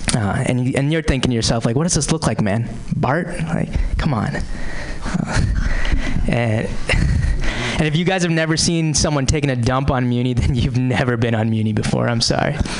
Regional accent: Boston, Massachusetts, United States; I am from the Boston area originally.

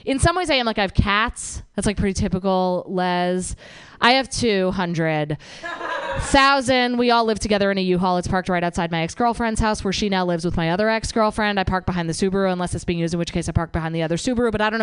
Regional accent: New Jersey, United States; I am from New Jersey.

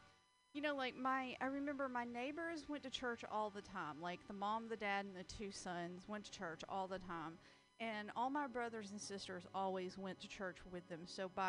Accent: the South, United States; Well, no, because I was raised in the South and girls are taught to be stupid.

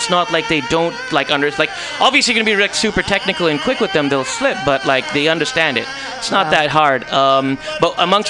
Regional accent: India; Because, you know, I'm from India, of like the Hindustan region.

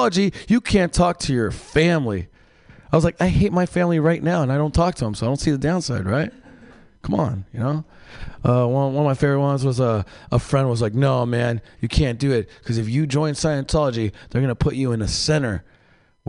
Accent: Mexicali, Baja California, Mexico; moved away; I'm from Mexico, Mexicali, where it's a very violent place

